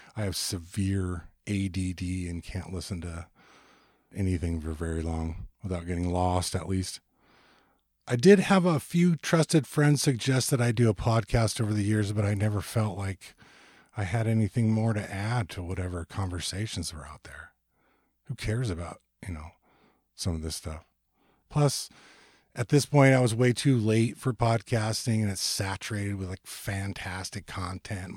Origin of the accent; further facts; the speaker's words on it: Ventura, California, United States; moved away; also born or lived in Portland; I moved from Portland back to my hometown of Ventura, California, in two thousand and four